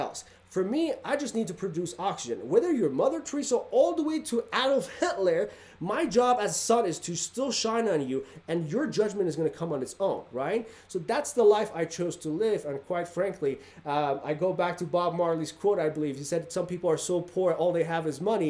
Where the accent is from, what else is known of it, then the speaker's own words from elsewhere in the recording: Iran; now in Reno, United States; I grew up in Iran where Saddam Hussein was chemically bombing our towns